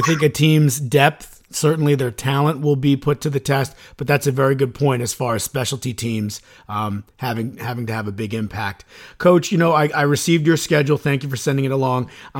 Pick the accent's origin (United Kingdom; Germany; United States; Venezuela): United States; Suffern, New York; I grew up in Suffern.